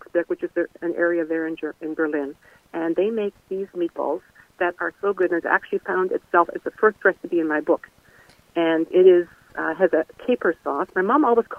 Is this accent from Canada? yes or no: yes; Canada; also born or lived in Germany; We were born in Germany, but we were raised in Canada